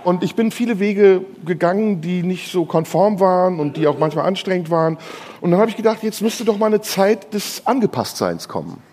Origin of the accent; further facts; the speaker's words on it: Turkey; meine Landsleute, meine ehemaligen Landsleute, die Türken